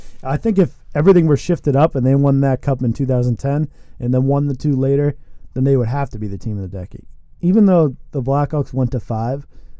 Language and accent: English; Boston, Massachusetts, United States; growing up in Boston